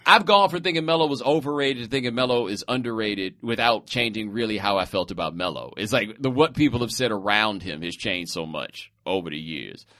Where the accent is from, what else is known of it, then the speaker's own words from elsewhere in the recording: Houston, Texas, United States; I'm from Houston